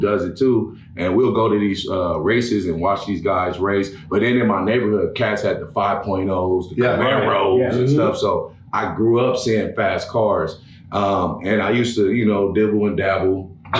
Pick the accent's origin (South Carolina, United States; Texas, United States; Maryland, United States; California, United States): California, United States; Los Angeles; I grew up in Los Angeles, California. Then I moved to Pomona, and Pomona has the Los Angeles County Fair